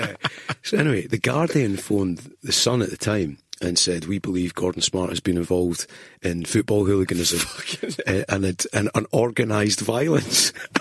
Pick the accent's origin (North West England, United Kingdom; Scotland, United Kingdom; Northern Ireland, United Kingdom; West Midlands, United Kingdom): Scotland, United Kingdom; Kinross; also born or lived in Edinburgh / Linlithgow / Dundee; And I had 14 years there, so went to school all the way through at Kinross, and then moved back.